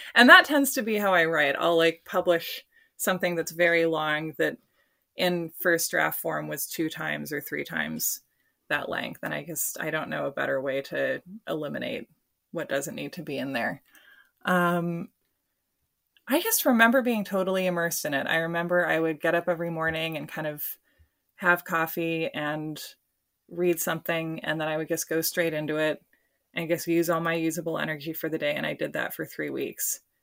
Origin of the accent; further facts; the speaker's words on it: Portland, Oregon, United States; my hometown